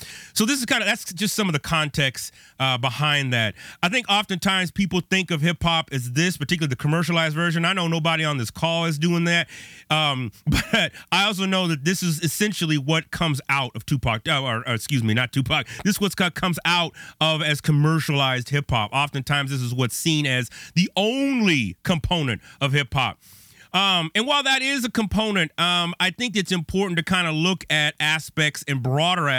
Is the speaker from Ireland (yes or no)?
no; Bay Area, California, United States; now in Chicago, United States; I grew up on the West Coast. I'm in Chicago now, but I grew up in the Bay Area